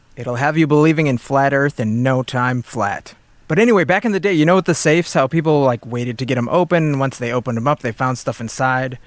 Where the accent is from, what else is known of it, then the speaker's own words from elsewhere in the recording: United States; as an American